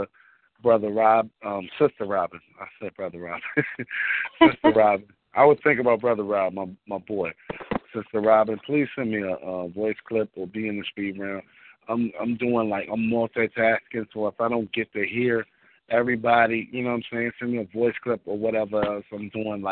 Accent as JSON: {"language": "English", "town": "Richmond", "region": "Virginia", "country": "United States", "tie": "born or raised there", "also_born_or_lived": "Washington, D.C.", "moved": "yes", "lives_now": "New York, United States"}